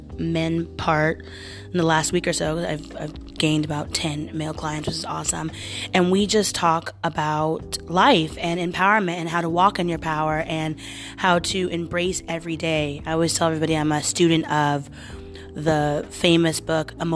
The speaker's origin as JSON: {"language": "English", "town": "Portland", "region": "Oregon", "country": "United States", "tie": "born or raised there", "moved": "as an adult", "lives_now": "New York, United States", "said": "I am from the Portland area in Oregon. Born and raised"}